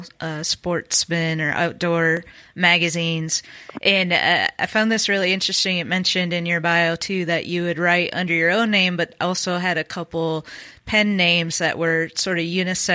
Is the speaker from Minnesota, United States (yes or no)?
yes; Minnesota, United States; growing up in Minnesota